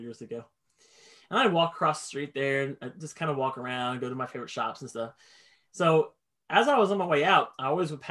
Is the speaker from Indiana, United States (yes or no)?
yes; Indianapolis, Indiana, United States; I grew up in Indy. That's where I'm from.